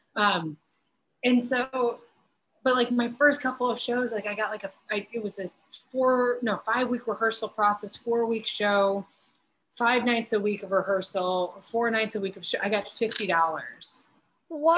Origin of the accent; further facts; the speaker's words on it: Hobart, Indiana, United States; now in Chicago, United States; my hometown of Hobart, like there's some in the Northwest Indiana area